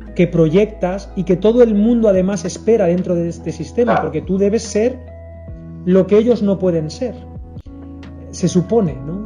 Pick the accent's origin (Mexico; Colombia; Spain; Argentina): Spain; también como español